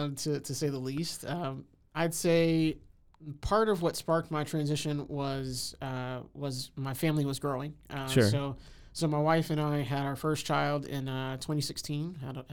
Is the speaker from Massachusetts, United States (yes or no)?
no; Houston, Texas, United States; moved away as an adult; now in Waco, United States; I'm originally from Houston. I came here in the late 90s to go to Baylor, and went there, graduated 2003, and been living here ever since in Waco.